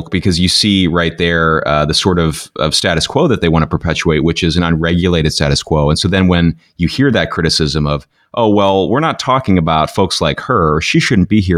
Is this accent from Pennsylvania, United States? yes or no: yes; Pennsylvania, United States; moved away; I'm from Pennsylvania originally